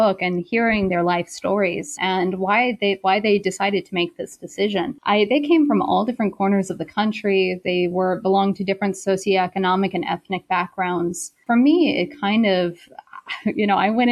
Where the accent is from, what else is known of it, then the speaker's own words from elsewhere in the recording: South Carolina, United States; moved away as an adult; also born or lived in Beijing, China; I'm originally from South Carolina, and I did my undergraduate in South Carolina at Wofford College.